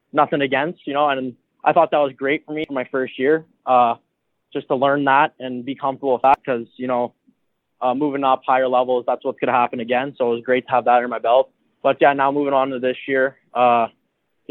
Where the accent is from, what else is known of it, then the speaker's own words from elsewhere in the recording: Ottawa, Ontario, Canada; I grew up here in Ottawa, so it's nice. I'm playing in my hometown, Ottawa, Ontario